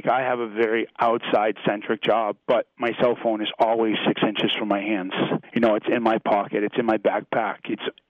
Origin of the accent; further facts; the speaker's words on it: Chesterville, Maine, United States; moved away as an adult; now in Pennsylvania, United States; I was born in a little town called Chesterville.